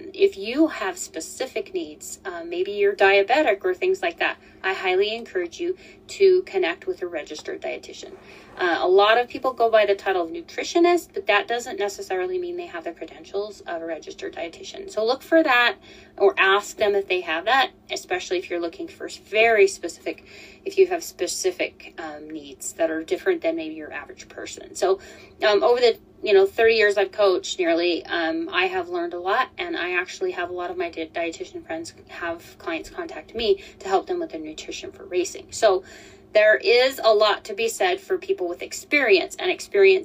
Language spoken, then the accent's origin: English; Colorado, United States; moved away as an adult; also born or lived in Utah; I'm from Colorado.